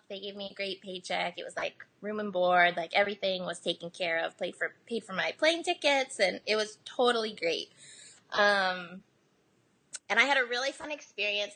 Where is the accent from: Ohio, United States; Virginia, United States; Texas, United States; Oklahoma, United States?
Ohio, United States; also born or lived in South Korea; now in Nashville, United States; I was born here, but I was raised in America, and like I don't speak Korean